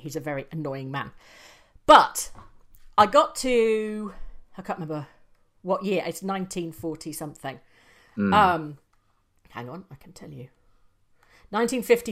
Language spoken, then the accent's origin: English; England, United Kingdom; we're English